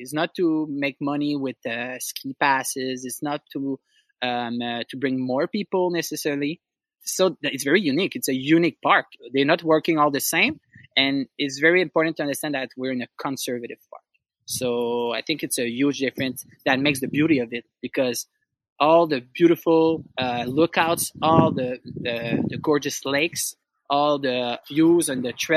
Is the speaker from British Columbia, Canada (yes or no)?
no; Gatineau, Quebec, Canada; I'm originally from L'Outaouais, the region of Gatineau. I was born and raised in Gatineau